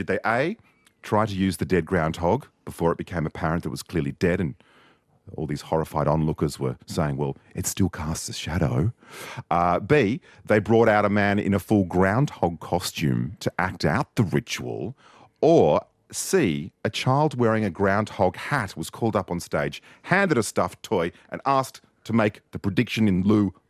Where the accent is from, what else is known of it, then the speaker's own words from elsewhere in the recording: Australia; I am an Australian born in 1961.